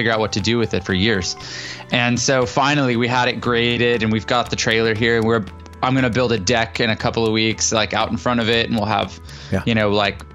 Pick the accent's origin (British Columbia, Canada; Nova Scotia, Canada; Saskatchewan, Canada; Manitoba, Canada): British Columbia, Canada; Vancouver; moved away as an adult; also born or lived in Toronto / Nashville / San Diego; now in United States; I'm Canadian. I'm from, Vancouver originally. And then, Toronto the area, kind of more recently.